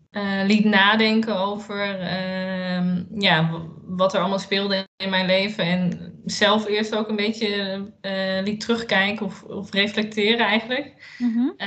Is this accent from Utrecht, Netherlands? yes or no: yes; Utrecht, Netherlands; Eh, ik ben 30 jaar en ik kom uit Utrecht.